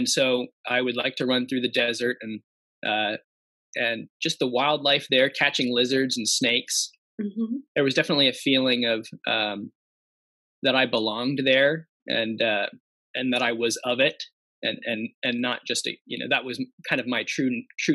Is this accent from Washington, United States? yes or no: yes; Spokane, Washington, United States; also born or lived in Tucson, Arizona / Utah; When I was 10 or 9, we moved up to Spokane, Washington